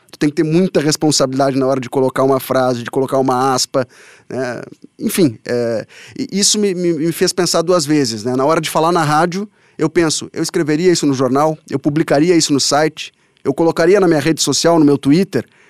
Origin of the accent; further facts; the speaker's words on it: Bagé, Rio Grande do Sul, Brazil; also born or lived in São Borja; Nasci em São Borja, mas me criei em Bagé e lá me formei.